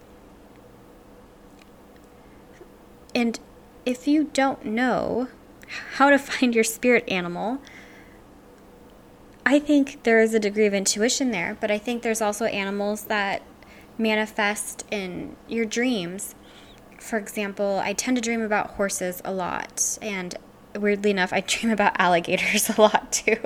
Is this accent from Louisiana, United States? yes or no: yes; Louisiana, United States; I'm from Louisiana